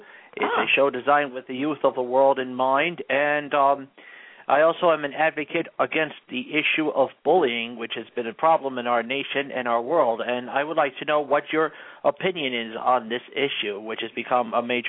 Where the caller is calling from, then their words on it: Englewood, New Jersey, United States; I'm from Englewood, New Jersey.